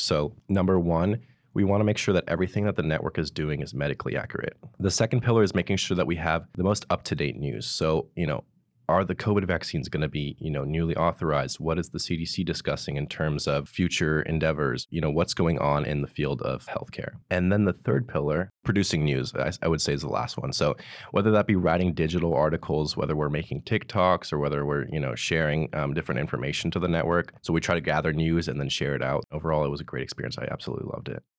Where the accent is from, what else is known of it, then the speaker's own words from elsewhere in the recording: Pleasanton, California, United States; From Pleasanton, California